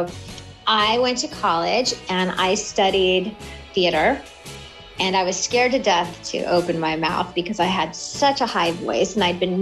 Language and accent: English; Pasadena, California, United States; also born or lived in Altadena, California; I'm a native. I'm from Pasadena and Altadena, California